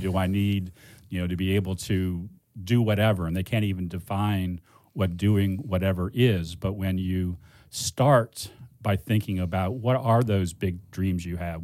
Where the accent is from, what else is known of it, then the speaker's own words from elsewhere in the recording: Cleveland, Ohio, United States; I grew up in Cleveland.